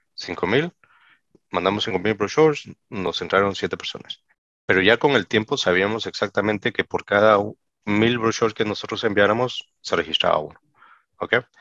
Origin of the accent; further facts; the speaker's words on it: Peru; en mi país, Perú, ¿no? Yo soy peruano de nacimiento